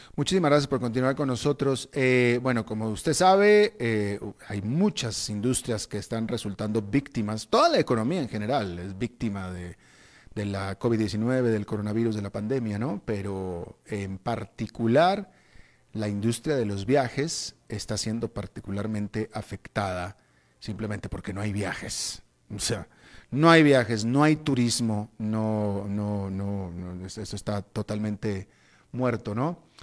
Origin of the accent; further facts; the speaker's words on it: Mexico; now in Costa Rica; yo que precisamente soy mexicano